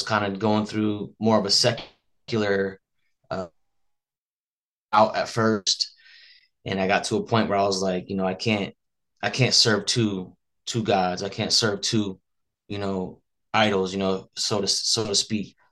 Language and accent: English; Las Vegas, Nevada, United States; I was born and raised in Las Vegas